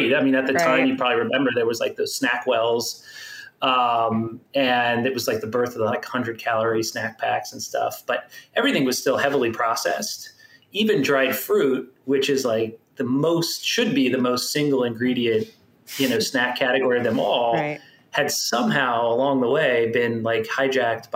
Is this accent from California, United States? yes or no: no; Miami, Florida, United States; I grew up in Miami. Okay. In South Florida